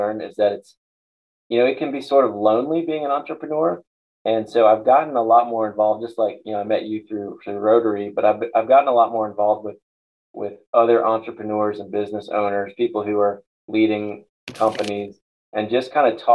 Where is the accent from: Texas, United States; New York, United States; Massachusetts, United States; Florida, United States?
Florida, United States; Tampa; I grew up here in Tampa